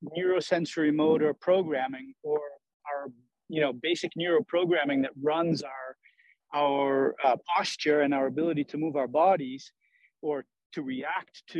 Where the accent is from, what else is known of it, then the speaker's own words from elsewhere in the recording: Maine, United States; also born or lived in Sweden / Italy; now in Truckee, United States; I'm originally from Maine and have spent the last 34 years in Europe, 18 in Sweden, 16 in Italy.